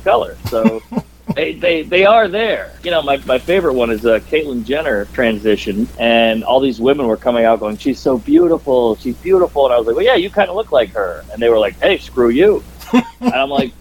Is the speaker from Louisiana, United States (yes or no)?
yes; New Orleans, Louisiana, United States; moved away as an adult; now in New York, United States; I grew up in the central city of New Orleans